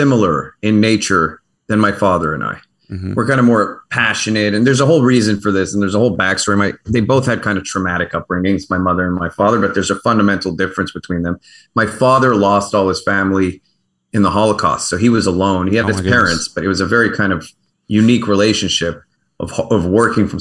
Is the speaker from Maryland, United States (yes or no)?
yes; Baltimore, Maryland, United States; also born or lived in Canada; I was born in Johns Hopkins, in Baltimore